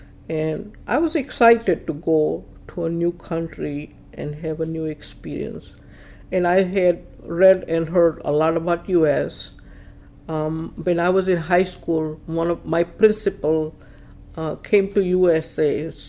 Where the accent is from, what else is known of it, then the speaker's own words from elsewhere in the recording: North India, India; now in Toledo, United States; months after I moved to Toledo, I met Shiva, now my husband, at a party. He is from South India and I am from North India. So we did not have a common Indian language. As we know, he speaks Tamil and I speak Gujarati.